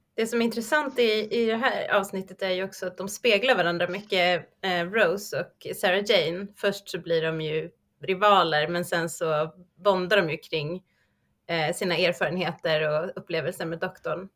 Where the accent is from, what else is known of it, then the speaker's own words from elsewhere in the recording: Sweden; oss som svenskar